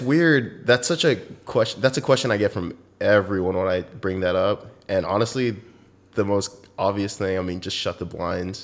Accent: Southern California, United States; moved away as an adult; also born or lived in Alaska; I'm from Southern California, pretty much born and raised there

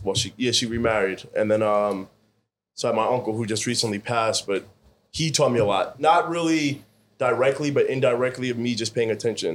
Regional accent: Scarsdale, New York, United States; I grew up in Scarsdale

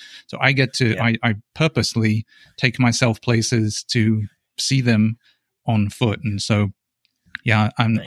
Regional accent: England, United Kingdom; now in United States; I'm English, so I go back to England and I race over in England.

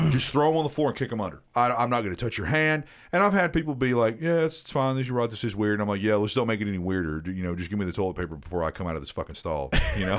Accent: Tennessee, United States; accent: Southern; my entire life, in Tennessee

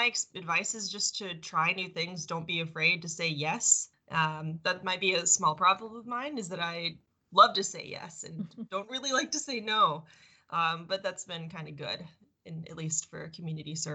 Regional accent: Longview, Texas, United States; I grew up Jewish in a town where there weren't a lot of Jewish people in Longview, Texas. Love my hometown though

